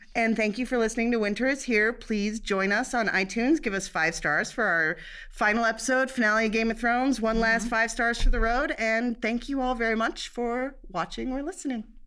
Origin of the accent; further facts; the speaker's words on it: Cincinnati, Ohio, United States; I'm from Cincinnati